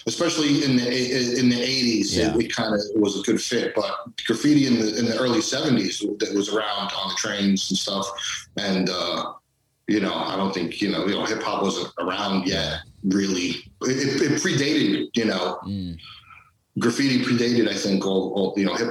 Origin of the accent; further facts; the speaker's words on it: New York City, New York, United States; I lived in Queens when I was younger, up until I was, 18 or 19